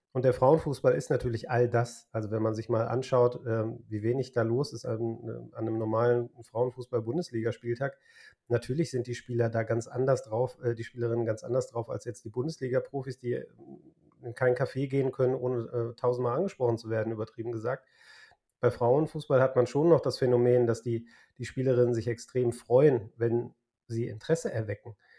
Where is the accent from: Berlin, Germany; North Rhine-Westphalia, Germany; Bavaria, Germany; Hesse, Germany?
North Rhine-Westphalia, Germany; Essen; now in Kreis Unna, Germany; aus meiner Heimatstadt Essen